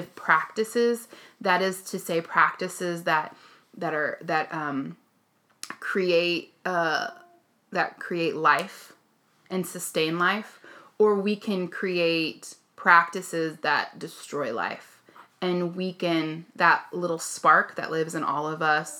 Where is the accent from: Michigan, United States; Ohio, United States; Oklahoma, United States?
Oklahoma, United States; I grew up in Oklahoma